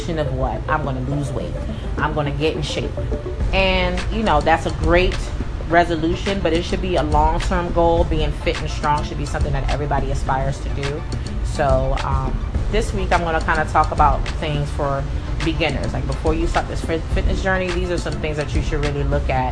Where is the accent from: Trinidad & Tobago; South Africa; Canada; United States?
United States; the DC area, Maryland; moved away as an adult; also born or lived in California; now in Texas, United States; I grew up in Maryland, the DC area